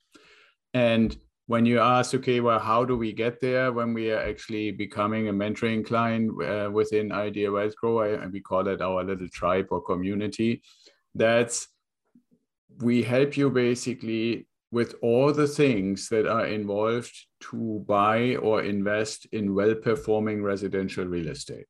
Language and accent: English; Northern Germany, Germany; English is a second language; moved away as an adult; I was born in Germany, got out of school, joined the Air Force.